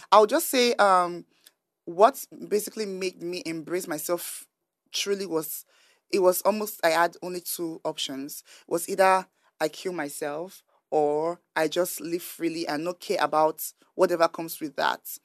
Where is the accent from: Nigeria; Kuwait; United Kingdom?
Nigeria; growing up in Nigeria